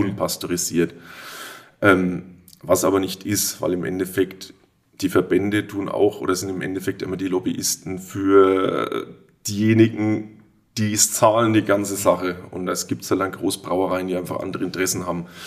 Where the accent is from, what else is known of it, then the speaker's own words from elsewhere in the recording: Würzburg, Bavaria, Germany; also born or lived in Fulda; now in Oberelsbach, Germany; geboren in Fulda, aufgewachsen in Würzburg, aber mit äh, großen Anteilen hier in Oberelsbach, weil meine Mama von hier kam